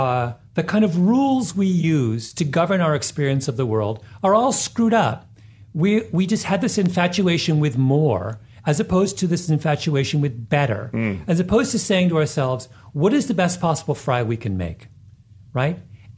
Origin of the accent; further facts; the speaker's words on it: Jamaica; No, not that far. I'm a Jamaican.